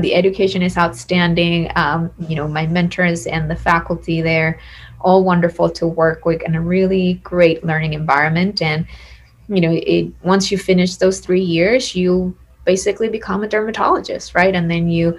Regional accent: San Juan, Puerto Rico; I am originally from San Juan, Puerto Rico. That's where I was born and raised

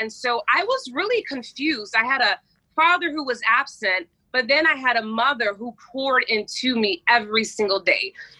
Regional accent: Pensacola, Florida, United States; Pensacola, Florida. I'm a beach girl.

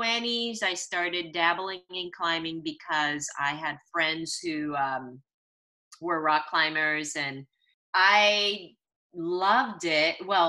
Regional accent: Santa Monica, California, United States; born there; But anyway, I was born in Santa Monica because my parents, during the Red Scare and in the 60s, they were Chinese immigrants.

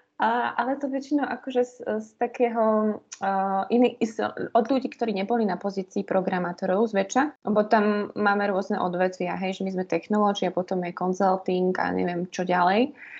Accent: Liptovský Hrádok, Žilina Region, Slovakia; now in Bratislava, Slovakia; ja som z Liptovského hrádku, z takého krásneho kraja Liptova

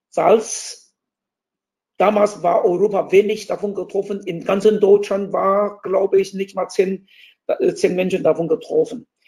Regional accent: Taiwan; accent: Taiwanese; German is a second language; aber an meinem Akzent, an meiner Aussprache würde mich erkennen als Taiwaner und ich ihn auch. Und würde ich meinen Dialekt, Taiwan-Dialekt sprechen, wir haben auch noch Hakka-Dialekt, Taiwan-Dialekt, würde ich meinen Taiwan-Dialekt sprechen

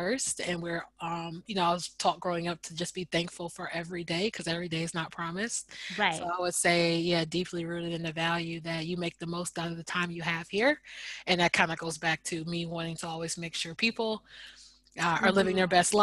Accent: United States; moved away as an adult; also born or lived in New York City, United States; now in Amsterdam, Netherlands; I've never felt so American

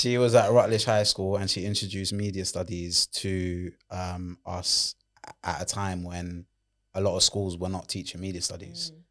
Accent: London, United Kingdom; accent: Londoner

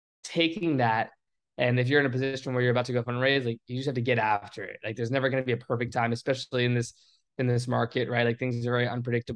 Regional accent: Richmond, Virginia, United States; meeting people that were in my hometown area.

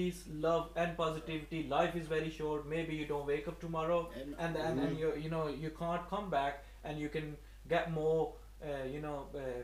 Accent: Pakistan; first language Urdu; English is a second language; moved away; I came from Pakistan. We speak Urdu, Punjabi, Kashmiri, you know, different languages, but mainly our language is Urdu.

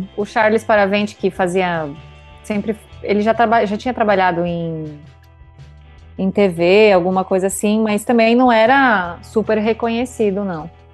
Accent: Brazil; Enquanto brasileiro

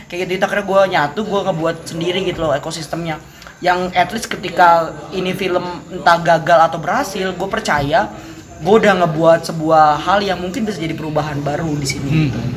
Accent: Makassar, South Sulawesi, Indonesia; kayak gitu gitu kan saya itu Makassar hmm

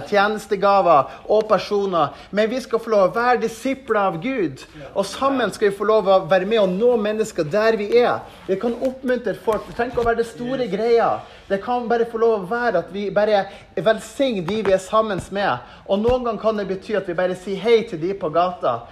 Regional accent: Mo i Rana, Nordland, Norway; moved away; also born or lived in Levanger; til Mo i Rana, for det er der jeg er fra

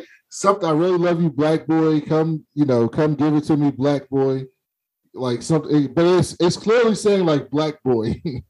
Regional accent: Baltimore, Maryland, United States; moved away as an adult; also born or lived in Florida; I'm from Baltimore

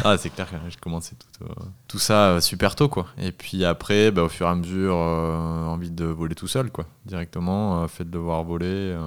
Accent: Southern Alps, near the Ubaye valley, Provence-Alpes-Côte d'Azur, France; also born or lived in Annecy; j'ai 27 ans, je viens des Alpes du Sud près de la vallée du Dubaï

